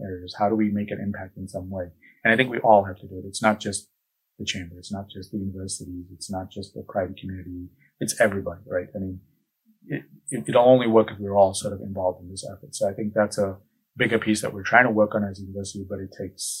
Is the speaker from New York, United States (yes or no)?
yes; Buffalo, New York, United States; moved away as an adult; also born or lived in Pennsylvania; now in Tallahassee, United States; I'm from Western New York, in the Buffalo area